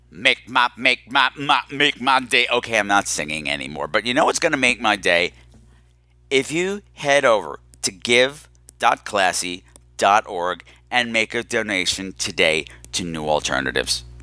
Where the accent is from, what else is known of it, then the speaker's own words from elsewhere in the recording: Puerto Rico; now in Bronx, United States; I live in the Bronx. I'm originally from Puerto Rico.